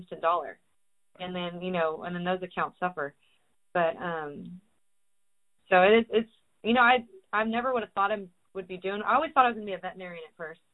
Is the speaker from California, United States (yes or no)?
yes; California, United States; moved away as an adult; also born or lived in Texas; I moved to Texas because I was originally from California